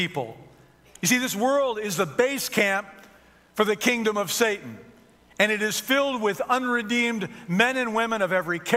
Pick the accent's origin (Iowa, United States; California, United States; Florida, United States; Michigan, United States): Michigan, United States; Detroit; I grew up in Detroit